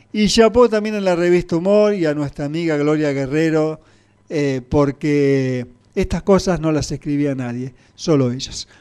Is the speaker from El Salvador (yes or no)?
no; Rafaela, Santa Fe, Argentina; acá en Santa Fe, a 40 kilómetros de Rafaela, mi pueblo natal